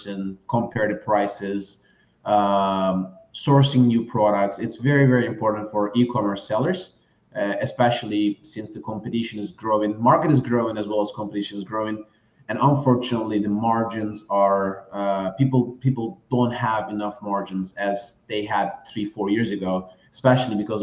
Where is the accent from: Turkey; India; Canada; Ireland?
Turkey; moved away; I'm originally from Turkey.